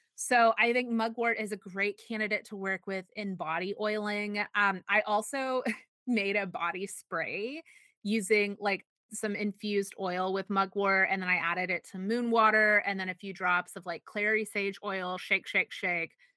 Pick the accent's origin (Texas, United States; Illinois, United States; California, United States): Texas, United States